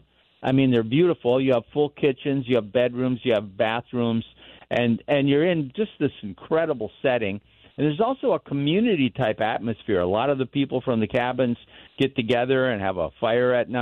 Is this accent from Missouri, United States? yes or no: no; Minnesota, United States; I was born in Minnesota